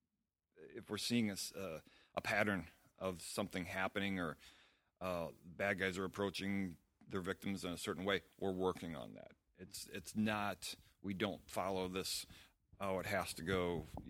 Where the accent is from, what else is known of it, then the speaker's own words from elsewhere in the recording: St. Louis, Missouri, United States; I'm from St. Louis, Missouri, and I have the school, Sistema St. Louis